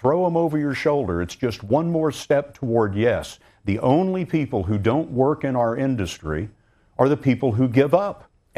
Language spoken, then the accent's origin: English; Lubbock, Texas, United States; The people that I grew up with in Lubbock, Texas, it's a farming community.